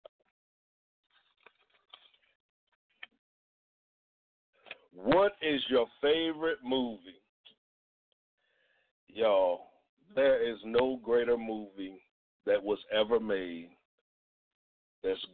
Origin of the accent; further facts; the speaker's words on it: Georgetown, Delaware, United States; moved away; also born or lived in New Jersey; I am from a town called Georgetown, Delaware, which is in Sussex County